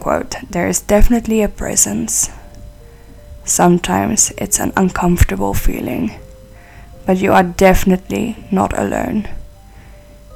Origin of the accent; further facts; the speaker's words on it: South Africa; I'm from South Africa